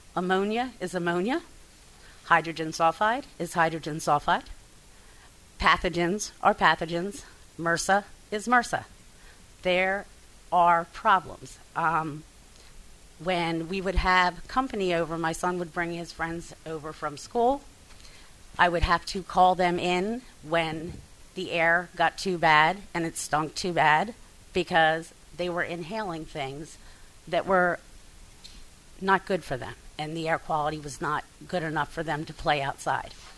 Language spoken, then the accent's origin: English; Bucks County, Pennsylvania, United States; also born or lived in Delta, Pennsylvania; I grew up in Bucks County, uh, Pennsylvania, which is a farming community.